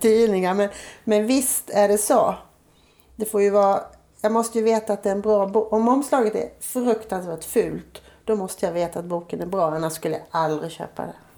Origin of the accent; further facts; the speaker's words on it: Gislaved, Jönköping County, Sweden; moved away; hemma i Gislaved